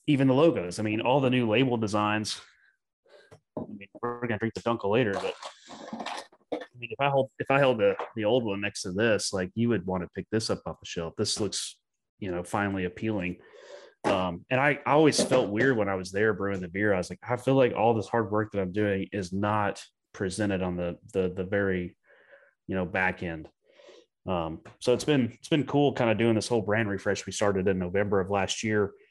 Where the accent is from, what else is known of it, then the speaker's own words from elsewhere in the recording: United States; also born or lived in Germany; they knew I'm American